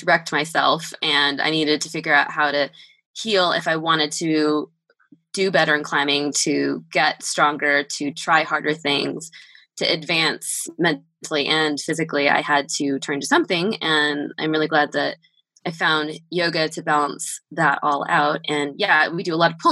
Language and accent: English; Southern California, United States; moved away; I am from Southern California.